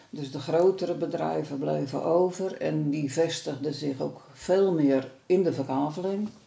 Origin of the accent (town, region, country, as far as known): Wervershoof, North Holland, Netherlands; born or raised there